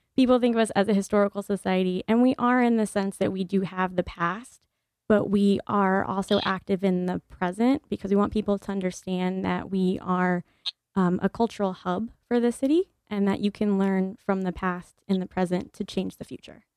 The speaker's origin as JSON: {"language": "English", "region": "Virginia", "country": "United States", "moved": "yes", "lives_now": "New Haven, United States", "said": "I'm from Virginia"}